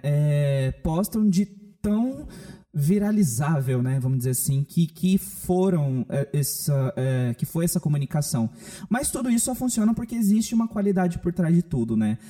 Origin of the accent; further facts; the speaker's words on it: Campo Grande, Mato Grosso do Sul, Brazil; Aqui na cidade, a gente é de Campo Grande, Mato Grosso do Sul